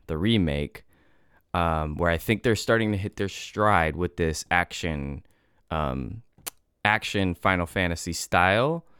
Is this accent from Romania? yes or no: no; United States; as an American person